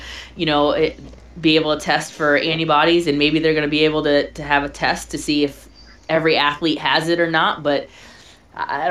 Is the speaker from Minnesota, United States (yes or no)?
no; Boston, Massachusetts, United States; I'm from Boston, so talk too fast and too much